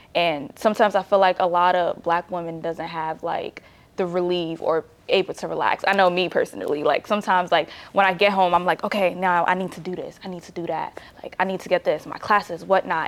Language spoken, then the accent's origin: English; New Jersey, United States; I didn't grow up in Nigeria. I grew up in New Jersey.